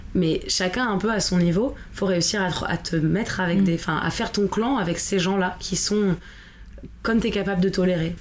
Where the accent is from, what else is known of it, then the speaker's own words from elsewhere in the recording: France; on est des Français